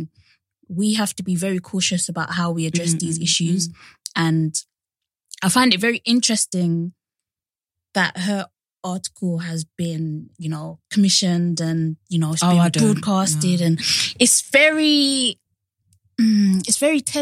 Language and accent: English; London, United Kingdom; growing up in Hackney